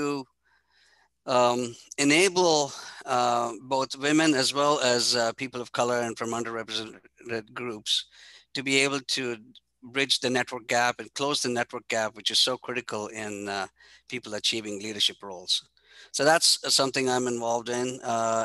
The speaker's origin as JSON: {"language": "English", "country": "India", "tie": "born or raised there", "said": "I grew up in India with a very humble family"}